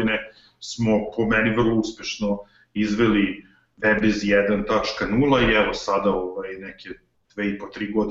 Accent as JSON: {"language": "Croatian", "town": "Zrenjanin", "region": "Vojvodina", "country": "Serbia", "tie": "born or raised there", "said": "u mom rodnom gradu Zrenjaninu"}